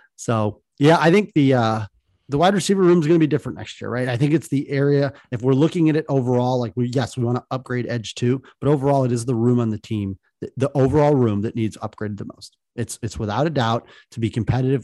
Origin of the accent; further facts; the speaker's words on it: Lorain, Ohio, United States; close to my hometown of Lorraine, Avon